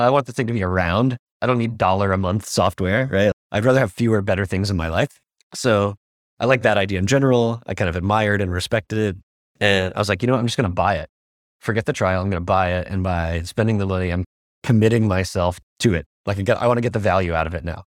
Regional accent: United States; now in Singapore; I'm a American designer

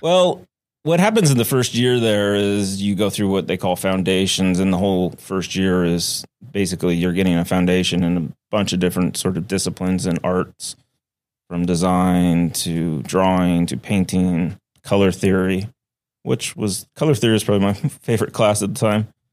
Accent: Oregon, United States; moved away as an adult; also born or lived in Flagstaff, Arizona; now in Seattle, United States; I had always wanted to come back to the Pacific Northwest 'cause I grew up in Oregon.

